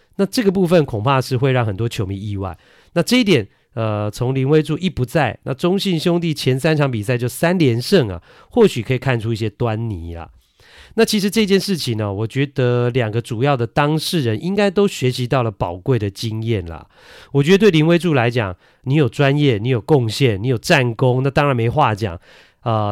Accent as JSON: {"language": "Chinese", "country": "Taiwan", "tie": "born or raised there", "also_born_or_lived": "Kinmen", "said": "我是爸爸妈妈都金门人啊，我也是在金门出生的。但是呢，出生没多久之后呢，就来到了台湾。 所以呢，呃，我是在台湾学说话的，不是在金门"}